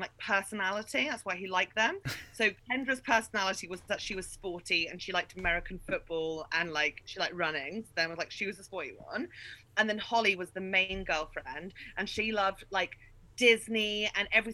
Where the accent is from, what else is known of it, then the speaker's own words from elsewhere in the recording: Fleet, South East England, United Kingdom; moved away as an adult; also born or lived in Berlin, Germany; No, I moved to Germany as an adult. I was raised in Fleet.